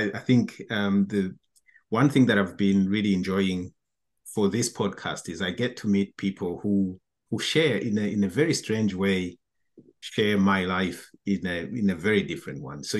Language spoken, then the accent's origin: English; Burundi; moved away as an adult; also born or lived in Europe; I'm originally from Burundi. I left my country in 2000 to do my studies in Europe.